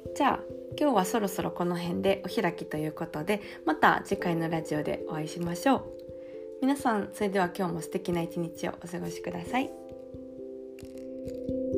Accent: Kansai, Japan; accent: Kansai intonation; moved away as an adult; now in Paris, France; イントネーションでバレてるとは思うんですけど、あの、関西出 身なんですけど、私。

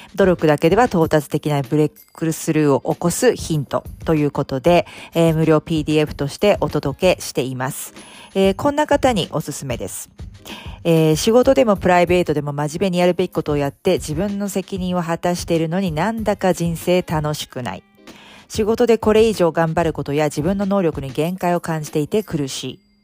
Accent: Japan

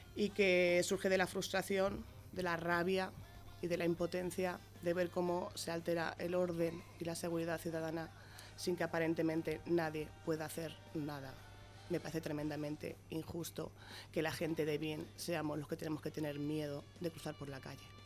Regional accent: Las Pedroñeras, Castilla-La Mancha, Spain; Yo adoro a mi pueblo, estoy muy orgullosa de ser pedroñera

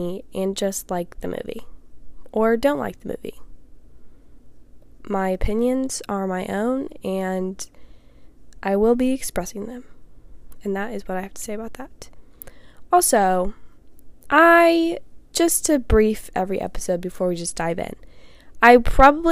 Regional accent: Indiana, United States; I'm from Indiana

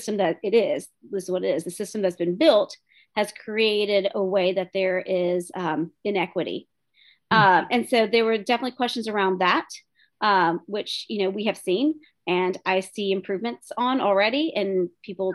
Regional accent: Tullahoma, Tennessee, United States; first language English; I was born and raised here in Tullahoma

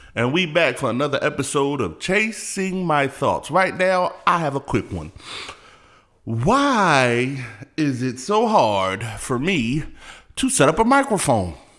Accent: California, United States; I'm from Cali

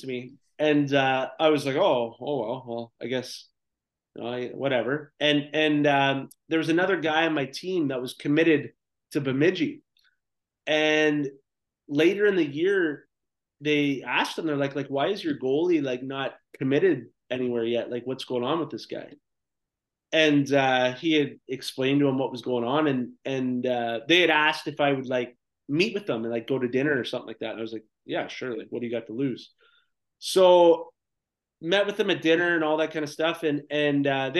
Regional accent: Clinton, Ontario, Canada; moved away as an adult; also born or lived in South Korea; growing up in Clinton, Ontario, I didn't really care about school.

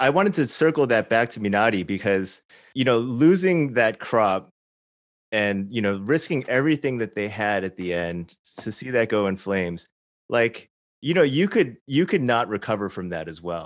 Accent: Chicago, Illinois, United States; I grew up in sh-, suburban Chicago, not Arkansas

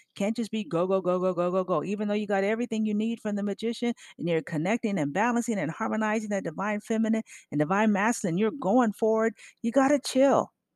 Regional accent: California, United States; now in Memphis, United States; when I grew up in Cali.

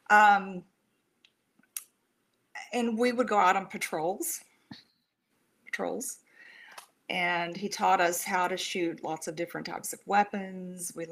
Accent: San Antonio, Texas, United States; born there; I was born in Brooke Army. It used to be Brooke Army Medical now it's you know the Burn Center in San Antonio.

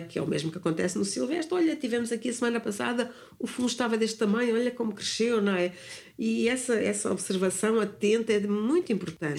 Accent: near Sintra, Lisbon, Portugal; moved away as an adult; also born or lived in London, United Kingdom; eu nasci no campo nasci ali perto de Sintra

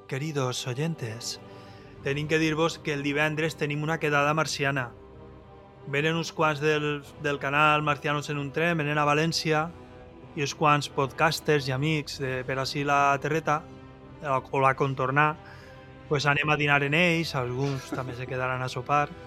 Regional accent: Valencian Community, Spain; accent: Valencian; first language Valencian; jo és fer la meva teràpia i parlar en valencià, que és la meva llengua.

